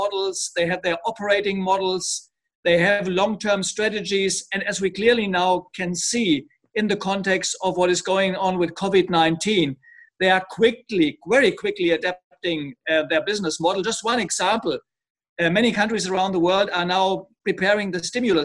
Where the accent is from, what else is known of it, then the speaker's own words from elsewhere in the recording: Germany; moved away as an adult; now in Lyon, France; my home country, Germany